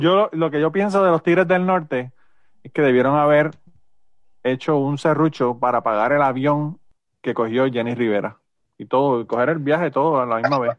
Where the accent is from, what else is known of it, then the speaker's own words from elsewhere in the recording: Utuado, Puerto Rico; mi pueblo de Utuado